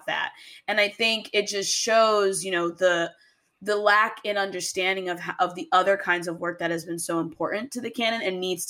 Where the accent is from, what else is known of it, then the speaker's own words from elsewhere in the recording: North Miami Beach, Florida, United States; moved away as an adult; also born or lived in Ithaca, New York; I grew up in Miami, Florida, North Miami Beach, not like South Beach, but very close.